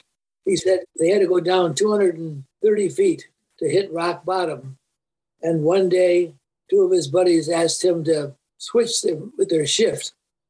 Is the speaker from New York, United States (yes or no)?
no; East Cleveland, Ohio, United States; We lived always in St. Philomena's. St. Philomena's. In East Cleveland. Mm-hmm. I was born in East Cleveland.